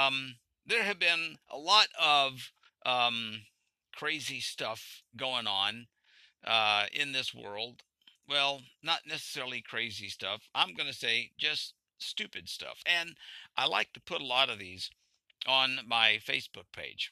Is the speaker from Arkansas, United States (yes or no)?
yes; Arkansas, United States; also born or lived in central Pennsylvania; now in Pennsylvania, United States; I moved from Arkansas, where I grew up.